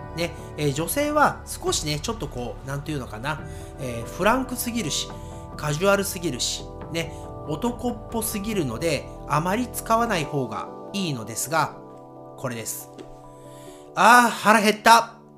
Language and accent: Japanese; Nagoya, Aichi, Japan; accent: Nagoya accent; 私のね、アクセントは、えー、名古屋アクセント